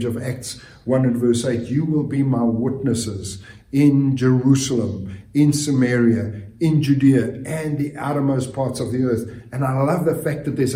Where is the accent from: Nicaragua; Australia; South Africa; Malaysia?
South Africa; moved away; for us growing up in South Africa, part of our curriculum from junior school to high school, we actually had a Bible class